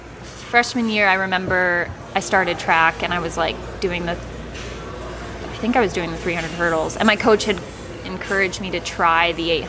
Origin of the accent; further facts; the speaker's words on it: Croswell, Michigan, United States; So I was raised, born and raised in Croswell, was there all through my, K through 12 experience.